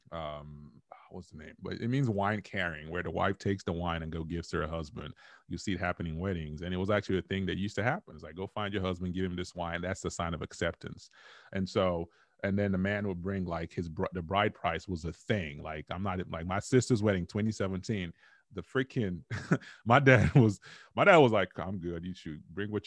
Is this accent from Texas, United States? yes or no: yes; Dallas, Texas, United States; I'm like, look, I grew up in Dallas, Texas, ma'am